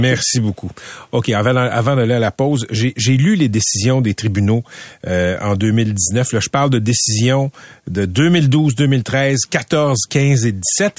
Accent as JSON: {"language": "French", "town": "Laval", "region": "Quebec", "country": "Canada", "tie": "born or raised there", "said": "j'ai grandi à Laval"}